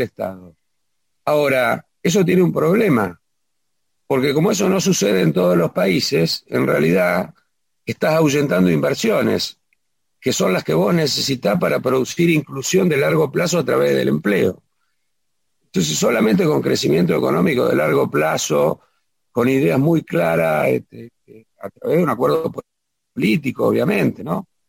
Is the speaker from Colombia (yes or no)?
no; Ramallo, Buenos Aires Province, Argentina; also born or lived in Pérez Millán; Después, hasta los cinco años, estuve en Villa Ramallo y después ya me afinqué cuando mis padres